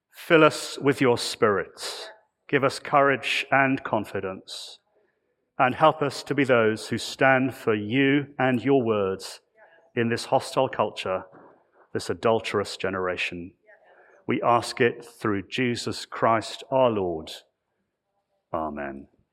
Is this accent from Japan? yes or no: no; United Kingdom; I come from the United Kingdom